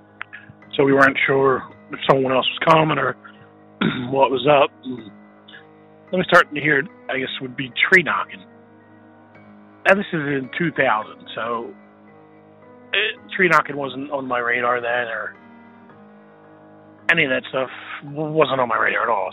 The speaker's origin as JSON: {"language": "English", "region": "Pennsylvania", "country": "United States", "said": "I'm from Pennsylvania"}